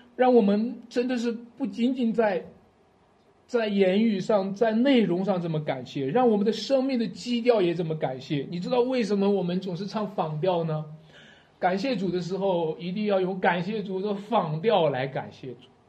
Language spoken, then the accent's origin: Chinese; Shanxi, China; 我们山西人的味道就是醋的味道，山西人喜欢吃醋